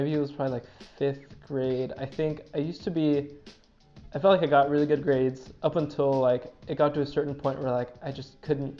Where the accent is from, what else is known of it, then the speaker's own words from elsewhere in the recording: Santa Barbara, California, United States; also born or lived in West Covina, California; I was born in West Covina, and then my family moved to Santa Barbara like pretty quickly after I was born